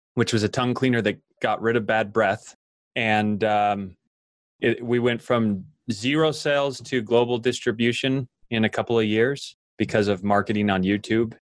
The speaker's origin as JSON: {"language": "English", "region": "Idaho", "country": "United States", "tie": "born or raised there", "said": "an idaho farm boy and growing up in Idaho, I worked on dairy farms"}